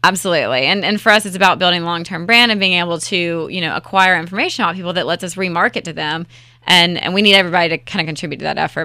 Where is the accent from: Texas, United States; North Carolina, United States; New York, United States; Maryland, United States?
North Carolina, United States; Raleigh; I am born and raised in Raleigh-Wood